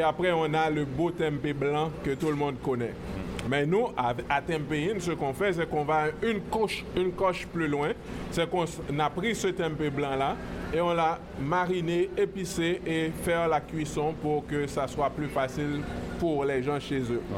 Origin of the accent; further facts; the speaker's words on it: Haiti; now in Quebec, Canada; on vient d'Haïti